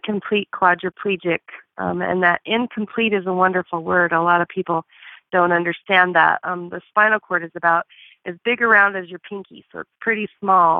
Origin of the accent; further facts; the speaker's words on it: Bozeman, Montana, United States; I'm from Bozeman, Montana